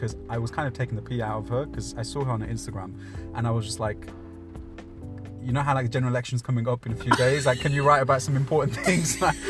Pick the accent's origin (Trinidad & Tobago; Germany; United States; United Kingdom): United Kingdom; Birmingham, West Midlands; I am from Birmingham.